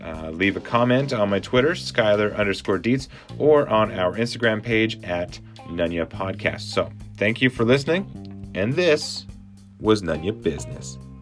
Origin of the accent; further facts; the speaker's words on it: Edmonton, Alberta, Canada; moved away as an adult; also born or lived in Saskatoon, Saskatchewan; now in Vancouver, Canada; I was born in Saskatoon, raised in Edmonton